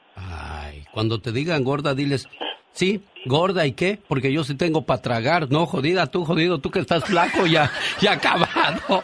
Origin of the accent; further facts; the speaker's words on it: Mexico; así somos los mexicanos curiosos